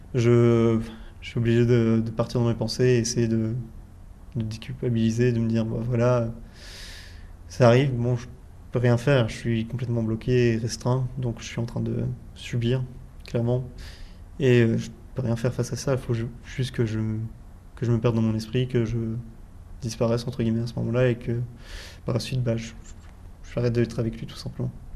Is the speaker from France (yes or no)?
no; Belgium; je suis belge